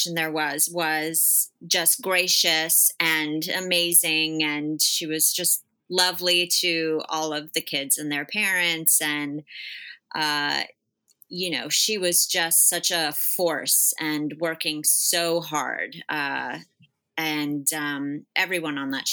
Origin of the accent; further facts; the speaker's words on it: Bergen County, New Jersey, United States; I'm from Bergen County, New Jersey.